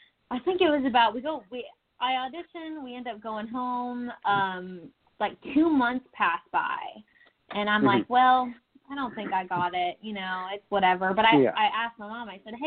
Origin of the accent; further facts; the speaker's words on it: Texas, United States; also born or lived in Tulsa, Oklahoma; now in Nashville, United States; born in Tulsa, Oklahoma, in a pink hospital. That's a little quirky already. but I was raised in Texas, in a small, about 45 minutes southwest of Houston. Grew up there